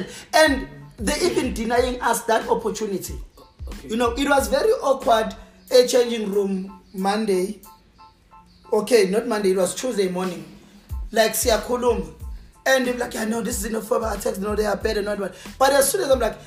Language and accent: English; South Africa; as a South African